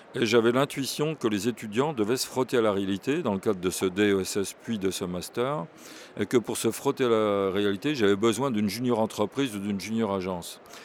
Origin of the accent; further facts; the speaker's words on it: Burgundy, Bourgogne-Franche-Comté, France; je viens de Bourgogne, je suis né en Bourgogne